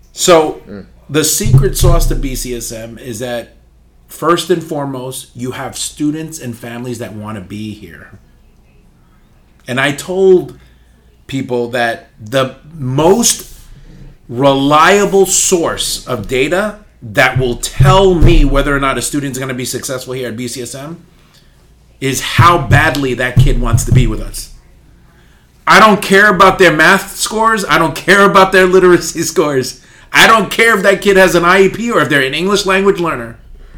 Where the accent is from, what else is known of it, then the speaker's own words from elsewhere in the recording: New York City, New York, United States; I was born and raised in Upper Manhattan, the uppermost tip of Manhattan, which is right on the border of Washington Heights and Inwood